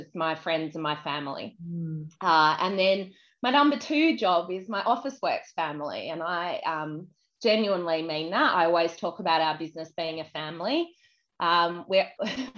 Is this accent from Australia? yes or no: yes; Adelaide, South Australia, Australia; moved away; also born or lived in Queensland / United Kingdom; I grew up in Adelaide.